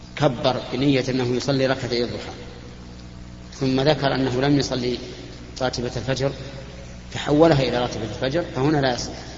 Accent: Saudi Arabia; بلادنا السعوديه

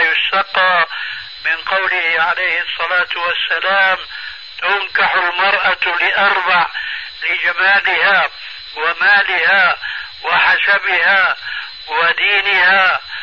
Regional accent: Syria; عندنا في سوريا

